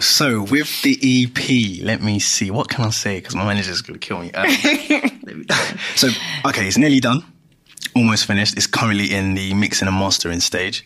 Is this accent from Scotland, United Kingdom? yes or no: no; London, United Kingdom; also born or lived in Ghana; born and bred from Greenwich